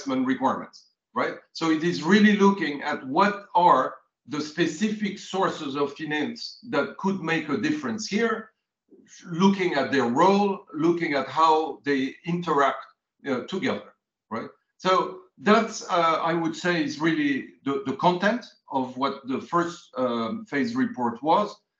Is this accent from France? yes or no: yes; France; I grew up in France, so I'm a bit Cartesian